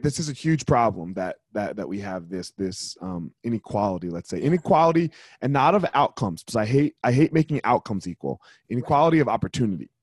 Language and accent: English; New Jersey, United States; I grew up in New Jersey, which is like yeah. one of the worst states